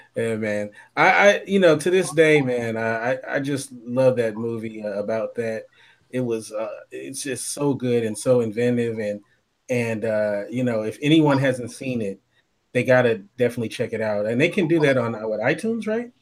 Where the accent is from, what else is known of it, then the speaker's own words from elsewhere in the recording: Los Angeles, California, United States; we're both from Los Angeles